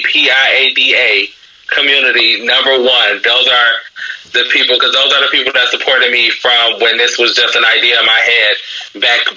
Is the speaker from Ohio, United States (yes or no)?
yes; Cleveland, Ohio, United States; I am from Cleveland, Ohio